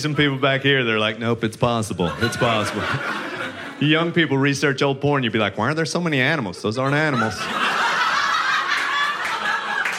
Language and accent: English; Texas, United States; I grew up religious in Texas.